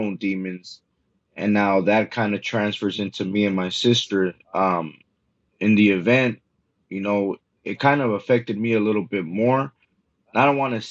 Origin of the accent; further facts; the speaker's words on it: Los Angeles, California, United States; I was born and raised in South Central Los Angeles